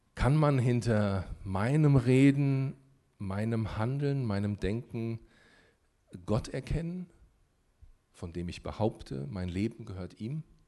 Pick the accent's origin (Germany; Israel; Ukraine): Germany; warum bin ich in Deutschland geboren?